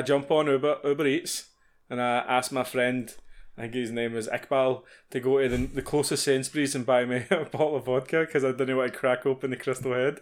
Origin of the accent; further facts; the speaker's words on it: Scotland, United Kingdom; being Scottish